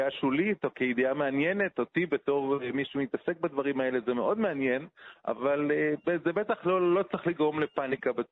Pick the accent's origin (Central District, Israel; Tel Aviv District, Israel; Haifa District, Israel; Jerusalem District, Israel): Jerusalem District, Israel; Jerusalem; פה קרוב אליי, אני הרי ירושלמי